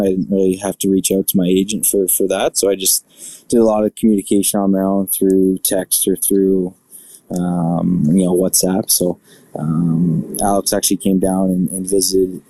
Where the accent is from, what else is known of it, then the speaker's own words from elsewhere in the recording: Burlington, Ontario, Canada; moved away; also born or lived in Buffalo; my hometown in Burlington